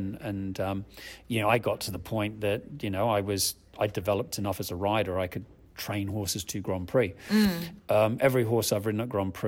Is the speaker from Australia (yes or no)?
yes; Australia; moved away as an adult; now in United Kingdom; I grew up in Australia. I was born in the UK, grew up in Australia